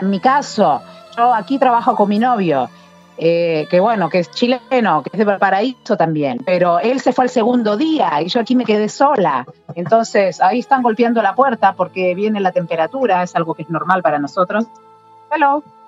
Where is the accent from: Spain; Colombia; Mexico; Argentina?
Argentina